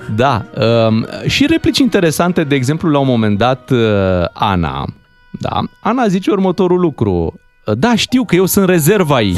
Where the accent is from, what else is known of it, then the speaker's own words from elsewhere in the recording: Romania; suntem din România